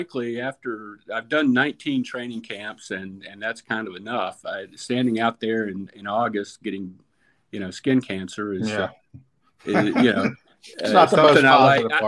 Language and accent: English; North Carolina, United States; moved away; I grew up in North Carolina.